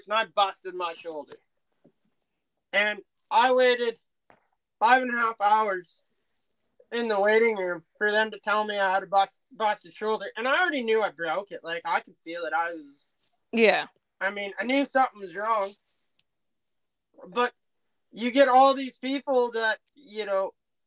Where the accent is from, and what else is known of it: Canada